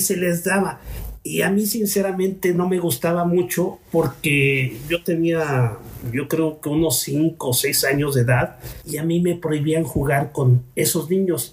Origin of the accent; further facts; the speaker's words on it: Mexico; como mexicanos